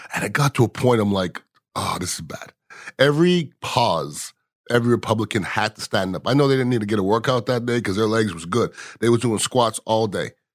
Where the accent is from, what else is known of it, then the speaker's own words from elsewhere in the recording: Canada; now in United States; I'm from Canada